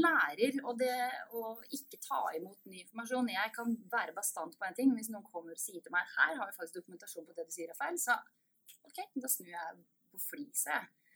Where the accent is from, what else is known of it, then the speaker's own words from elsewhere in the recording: Østfold, Norway; moved away as an adult; also born or lived in Sarpsborg; now in Bergen, Norway; jeg er fra Østfold